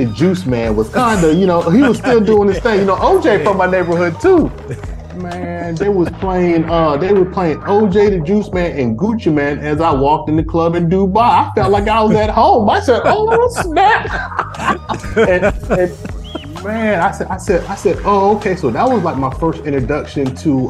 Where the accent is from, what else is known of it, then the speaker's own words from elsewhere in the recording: Atlanta, Georgia, United States; I'm from Boulder Crest, East Atlanta